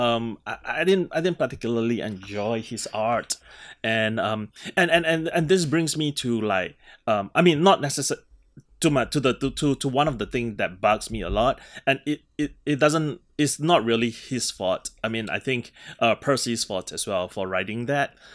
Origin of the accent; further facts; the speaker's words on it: Singapore; moved away; I grew up in Singapore